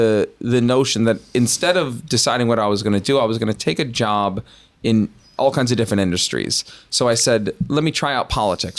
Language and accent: English; Los Angeles, California, United States; I think I'm fourth generation from Los Angeles. You'll edit this out, but from for a Jew in L.A., that's like we came over on the Mayflower, basically.